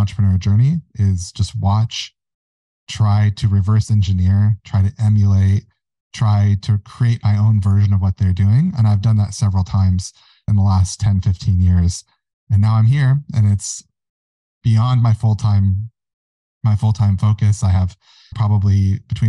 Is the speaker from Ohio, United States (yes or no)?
no; Mount Haley Township, Michigan, United States; I have a holdings company called Mount Haley, and that is the township that I grew up in Michigan